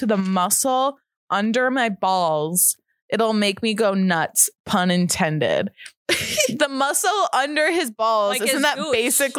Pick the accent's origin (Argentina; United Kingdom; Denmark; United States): United States; Midwest; We're from the Midwest.